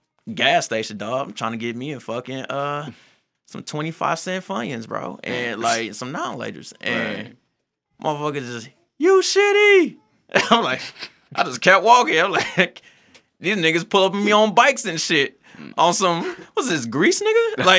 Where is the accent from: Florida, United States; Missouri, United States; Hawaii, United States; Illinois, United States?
Missouri, United States; University City; Man, from U City, USA. Like, I grew up on Partridge and Canton.